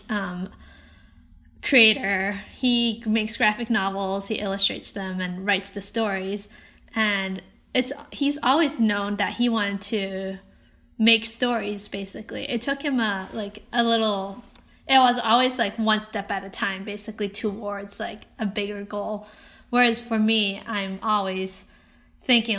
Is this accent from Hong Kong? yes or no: yes; Hong Kong; moved away; also born or lived in Canada; I grew up in Hong Kong, and I had pretty typical Asian parents, Chinese parents